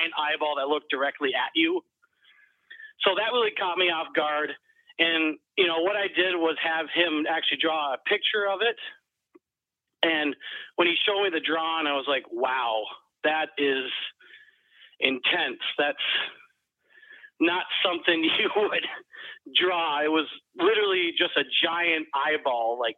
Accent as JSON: {"language": "English", "region": "Minnesota", "country": "United States", "said": "I'm from Minnesota, by the way, so a lot of snow."}